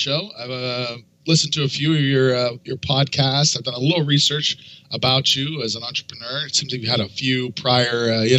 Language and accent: English; Canada; moved away; I'm from Canada originally